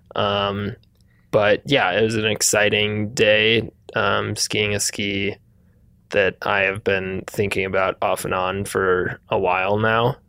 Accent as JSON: {"language": "English", "region": "Wisconsin", "country": "United States", "moved": "yes", "said": "I'm from Wisconsin"}